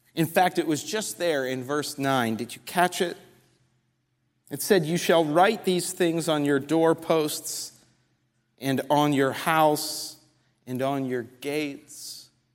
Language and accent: English; just outside New York City, United States; moved away; I grew up just outside New York City in a Jewish community